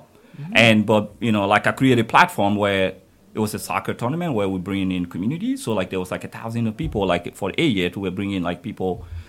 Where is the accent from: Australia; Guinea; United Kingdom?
Guinea; moved away as an adult; also born or lived in United States; now in Germany; So I was born in Guinea.